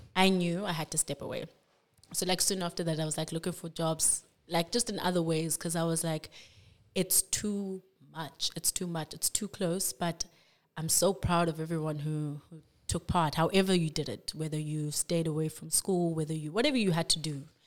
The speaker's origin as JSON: {"language": "English", "town": "Cape Town", "region": "Western Cape", "country": "South Africa", "tie": "born or raised there", "also_born_or_lived": "Grahamstown", "said": "born and bred in Cape Town. I've been here all my life."}